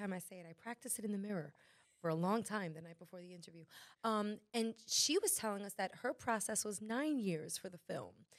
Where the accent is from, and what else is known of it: Dominican Republic